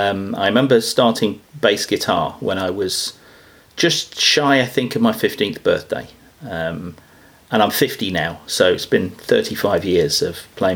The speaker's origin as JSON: {"language": "English", "country": "United Kingdom", "said": "I'm from the United Kingdom and I'm a professional ukulele player."}